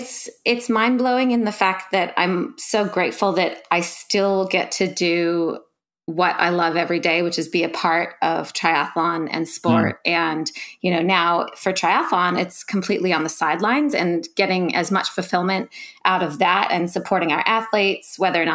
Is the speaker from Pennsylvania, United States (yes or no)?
yes; Philadelphia, Pennsylvania, United States; also born or lived in California; now in Noosa, Australia; I'm originally from California, Philadelphia originally. I'm an American girl, as you guys can probably tell, but some people tell me now I have a little bit of an Australian twang